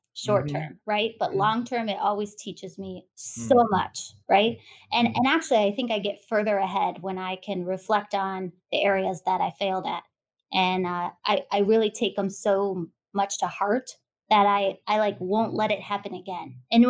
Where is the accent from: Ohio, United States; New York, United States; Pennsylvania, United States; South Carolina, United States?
Ohio, United States; Canton; I was born in Ohio.